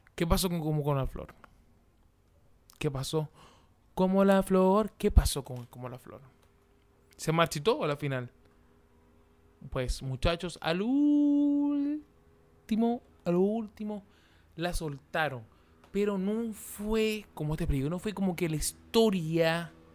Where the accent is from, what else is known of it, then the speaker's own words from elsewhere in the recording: Venezuela; moved away; los venezolanos nosotros que estamos afuera del país